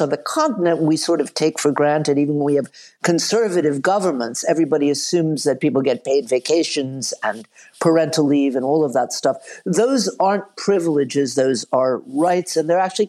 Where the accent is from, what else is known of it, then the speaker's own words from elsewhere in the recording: the American South, United States; I grew up in the American South